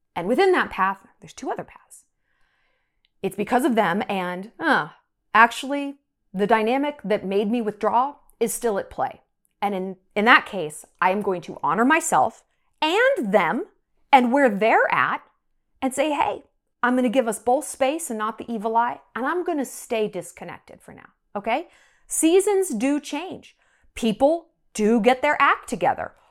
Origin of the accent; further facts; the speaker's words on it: United States; also born or lived in New York; now in Montana, United States; I'm an American